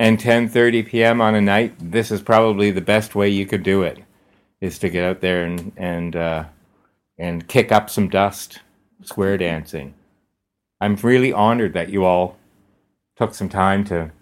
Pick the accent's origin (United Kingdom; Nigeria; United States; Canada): Canada; East Coast; moved away; I grew up on the East Coast